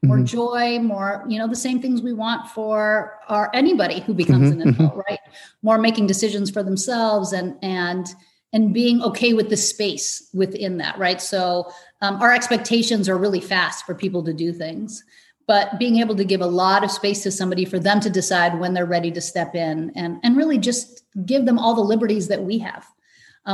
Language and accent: English; Iran; moved away; we're immigrants. I was born in Iran